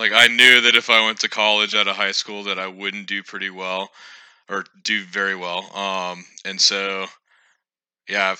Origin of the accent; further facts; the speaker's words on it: Virginia, United States; I'm from Virginia